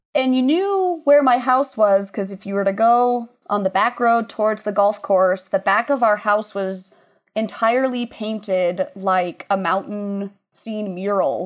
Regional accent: Laurel, Montana, United States; moved away as an adult; also born or lived in Chicago; I grew up in Laurel, Laurel Locomotive

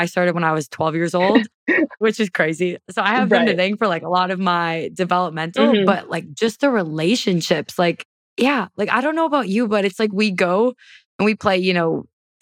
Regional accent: Wisconsin, United States; I am from Wisconsin

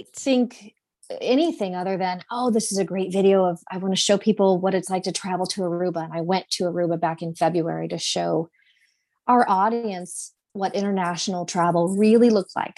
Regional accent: Indianapolis, Indiana, United States; I'm from Indy, and so this is my home and my community

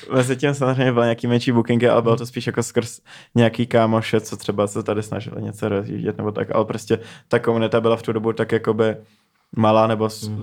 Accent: Neratovice, Central Bohemian Region, Czechia; jsem z Narotověc, to je prostě asi 20 minut

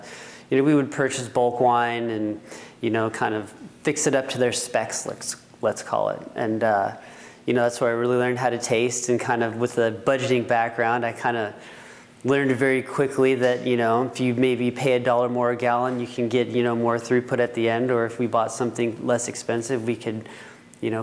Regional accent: Healdsburg, California, United States; moved away; also born or lived in Fresno, California; I grew up in Hillsburg, California. Went to Hillsburg High School.

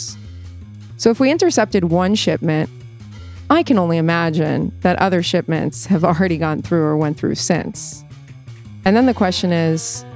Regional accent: United States; now in Israel; an American Jewish liberal

